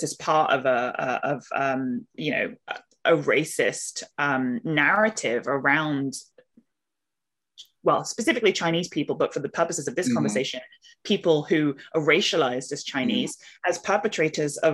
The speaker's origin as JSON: {"language": "English", "region": "London", "country": "United Kingdom", "tie": "born or raised there", "also_born_or_lived": "Edinburgh, Scotland", "moved": "as an adult", "lives_now": "Senegal", "said": "I am originally from London. I grew up in Southeast London, but I lived most of my adult life in Scotland, in Edinburgh. And I have been living in Senegal in West Africa for the last 5 years"}